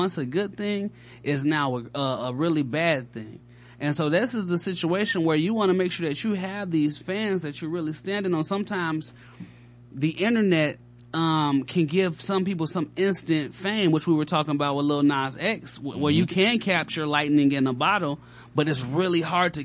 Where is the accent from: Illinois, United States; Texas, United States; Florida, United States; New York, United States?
Illinois, United States; Chicago; now in Atlanta, United States; We in Atlanta. You know what I mean? I'm from Chicago